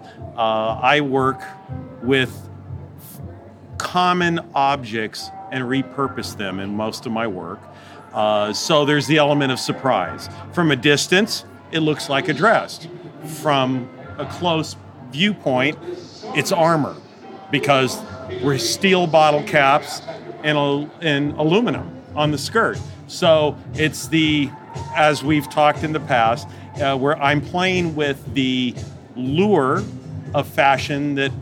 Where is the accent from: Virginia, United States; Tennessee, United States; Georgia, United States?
Tennessee, United States; Chattanooga; also born or lived in Santa Fe, New Mexico; I am from Chattanooga, Tennessee